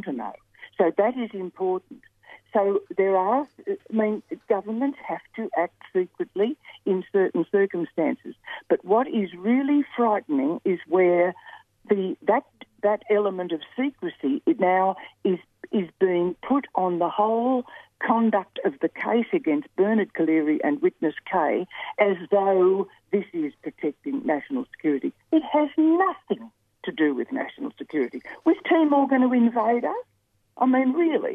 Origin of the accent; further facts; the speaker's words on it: Australia; I love being an Australian. We love our country. I love my country.